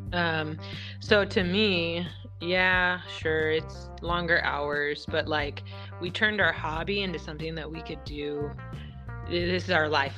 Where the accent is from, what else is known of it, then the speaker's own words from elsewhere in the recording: Washington, United States; moved away; we're from Washington State originally.